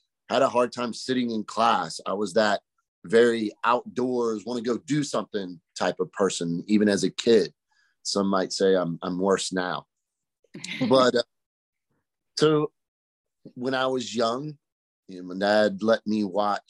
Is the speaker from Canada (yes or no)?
no; Pamlico County, Eastern North Carolina, United States; I was born and raised over in Pamlico County, so Eastern North Carolina kid